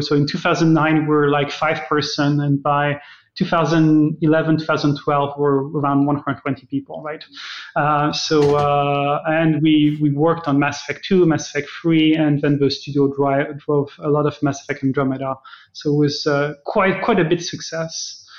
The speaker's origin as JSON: {"language": "English", "country": "Germany", "tie": "born or raised there", "also_born_or_lived": "Sweden / France / Hungary / Austria", "lives_now": "Canada", "said": "So I'm Canadian, but originally a European. I'm born in Sweden. I've lived in many countries, actually. I spent my childhood in Germany, lived in France, lived in Hungary, in Austria, in England."}